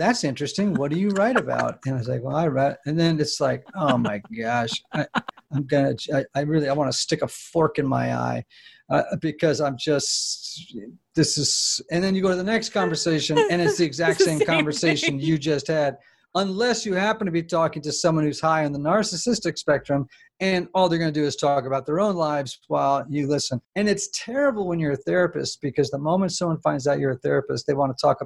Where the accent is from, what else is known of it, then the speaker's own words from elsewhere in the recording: New England, United States; I grew up in New England.